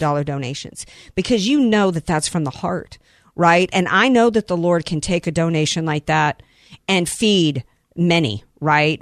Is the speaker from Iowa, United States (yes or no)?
no; New Orleans, Louisiana, United States; y'all know that I'm from the New Orleans area, right?